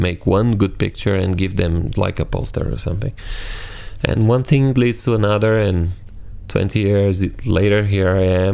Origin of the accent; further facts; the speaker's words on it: Brazil; English is a second language; I'm from Brazil, this amazing country in South America